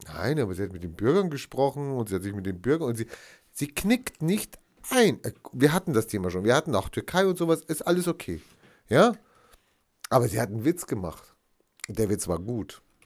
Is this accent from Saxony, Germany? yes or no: no; North Rhine-Westphalia, Germany; Ich hatte ja auch meine Schulbildung in Nordrhein-Westfalen erfahren und nicht in Bayern